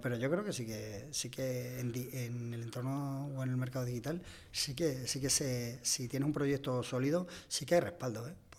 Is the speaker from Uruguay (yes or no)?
no; Cabeza del Buey, Extremadura, Spain; moved away as an adult; now in Madrid, Spain; yo soy extremeño, soy además de un pueblecito